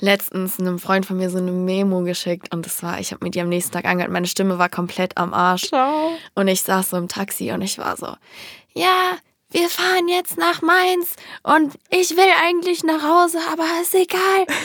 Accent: United States; now in Germany; Ich bin Amerikanerin

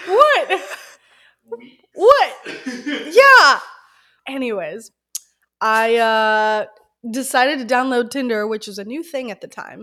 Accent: the South, United States; We grew up in the South

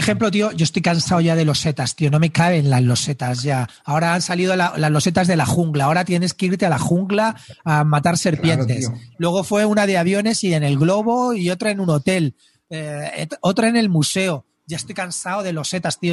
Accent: Spain

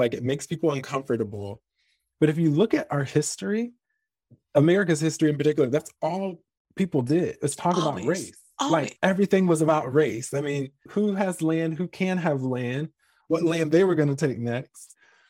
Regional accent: the South, United States; Because even, you know, growing up in the South, I was always under the impression that the most horrific and heinous and most racially charged things happened in the American South

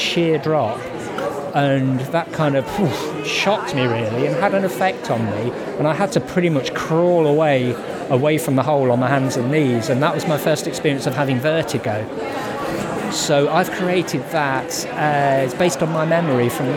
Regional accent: Ironbridge, West Midlands, United Kingdom; And I'm from Ironbridge

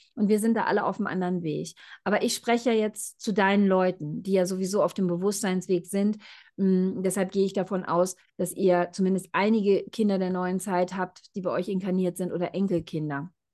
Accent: Germany; moved away; ich bin ja auch in Deutschland groß geworden.

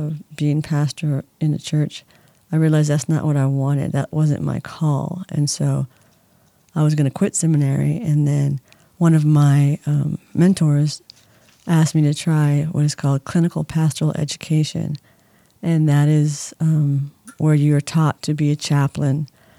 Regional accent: San Diego, California, United States; also born or lived in Indianapolis, Indiana; now in Palm Springs, United States; I'm originally from San Diego. I was born and raised there

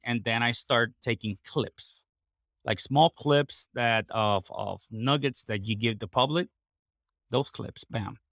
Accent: Puerto Rico; English is a second language; I am basically born and raised in Puerto Rico, 100% Puerto Rican.

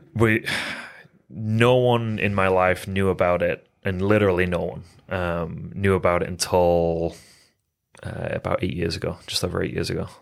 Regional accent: England, United Kingdom; moved away as an adult; also born or lived in Phoenix, Arizona, United States; I was born and raised in England. Um, lived there till I was eighteen and then moved to Phoenix, Arizona area.

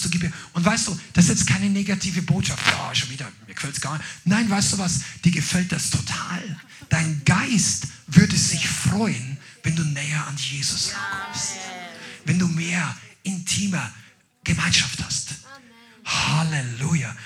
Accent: Upper Palatinate, Bavaria, Germany; Also das ist der Ort, wo ich herkomme. Das ist so ein Regierungsbezirk.

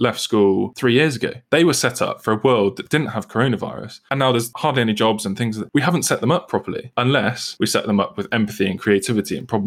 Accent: United Kingdom; I'm British

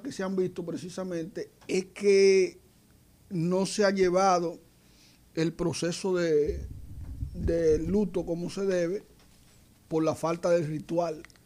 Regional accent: Belén, Dominican Republic; now in Santo Domingo, Dominican Republic; mi pueblo se llama Belén

